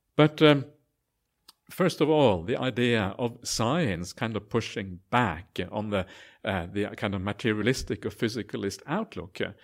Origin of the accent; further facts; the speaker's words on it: Norway; now in Australia; I'm actually an Aussie citizen now as well, so I'm kind of a, I call myself a Aus-, Auswegian, half Aussie, half Norwegian